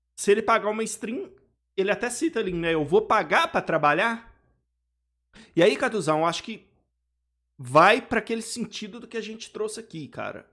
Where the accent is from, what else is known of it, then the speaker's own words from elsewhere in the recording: Belo Horizonte, Minas Gerais, Brazil; Eu sou aqui de BH